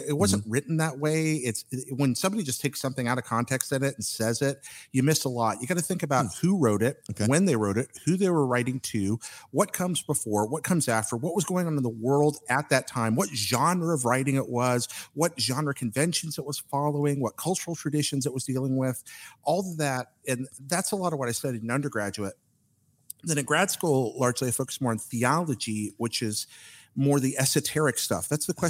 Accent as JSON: {"language": "English", "region": "North Carolina", "country": "United States", "tie": "born or raised there", "also_born_or_lived": "Alabama / Ohio / Washington, D.C. / Florida", "moved": "as an adult", "said": "But yeah, actually, I grew up here in North Carolina."}